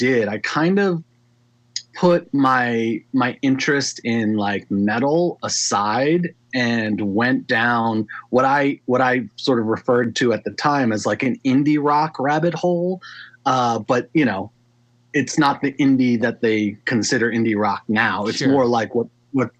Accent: Maryland, United States; I grew up in Maryland

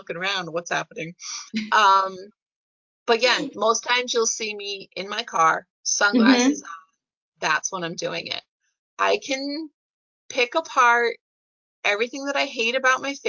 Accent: Scotia, New York, United States; my hometown of Scotia Glenville

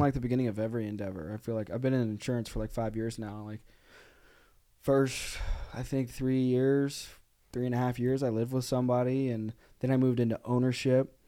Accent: Arkansas, United States; I grew up in Arkansas, so, like, we lived on, like, a farm

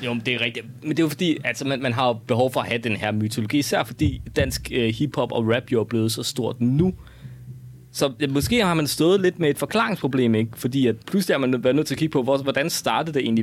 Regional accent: West Jutland, Central Denmark Region, Denmark; moved away; derude i Vestjylland, hvor jeg voksede op

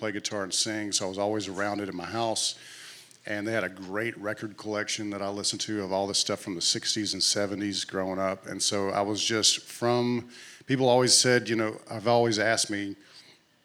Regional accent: Clanton, Alabama, United States; I grew up in a little town in Alabama right in the middle of the state called Clanton.

